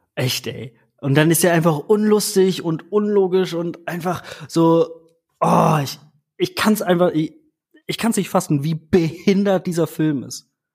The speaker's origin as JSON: {"language": "German", "country": "Germany", "said": "bei uns in Deutschland"}